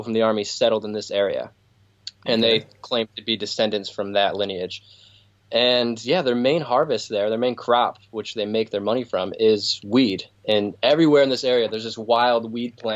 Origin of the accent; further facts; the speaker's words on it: Michigan, United States; I'm from Michigan